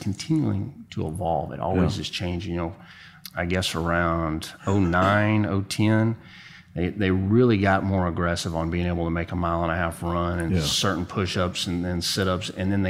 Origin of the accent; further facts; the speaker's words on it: Austin, Texas, United States; I said, well, you know, I'm from Austin. I sure would like to stay.